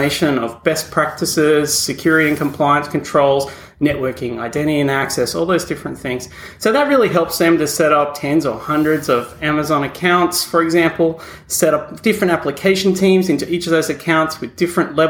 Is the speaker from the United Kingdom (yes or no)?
no; Australia; accent: Australian; moved away as an adult; now in New York, United States; I am indeed an Australian who moved over here a number of years ago.